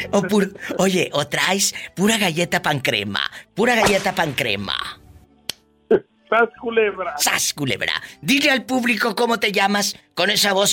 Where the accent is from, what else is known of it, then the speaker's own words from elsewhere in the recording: Jalisco, Mexico; De Mero Jalisco.